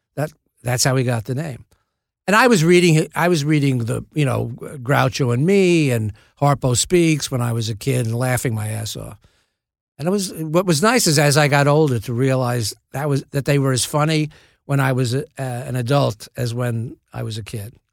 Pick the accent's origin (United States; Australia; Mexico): United States; New York City, New York; I grew up in the Bronx.